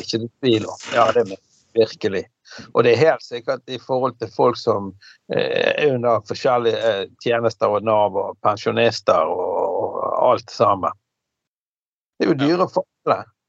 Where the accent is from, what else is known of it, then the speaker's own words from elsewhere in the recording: Bergen, Vestland, Norway; also born or lived in Fyllingsdalen; det huset jeg vokste opp på Laksevåg